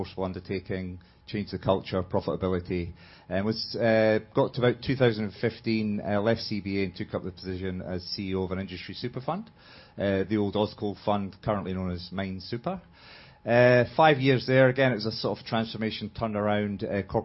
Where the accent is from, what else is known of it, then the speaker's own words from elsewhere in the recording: Edinburgh, Scotland, United Kingdom; moved away; I'm from Scotland, Edinburgh